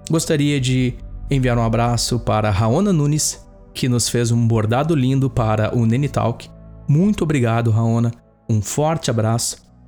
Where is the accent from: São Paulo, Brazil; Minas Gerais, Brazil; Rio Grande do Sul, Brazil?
Rio Grande do Sul, Brazil; Campo Bom; … na minha cidade natal de Campo Bom, no Vale dos Sinos.